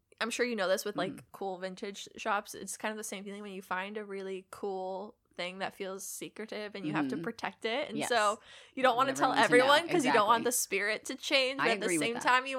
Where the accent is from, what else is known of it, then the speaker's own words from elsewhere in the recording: Detroit, Michigan, United States; I'm from Detroit, so that's not a thing.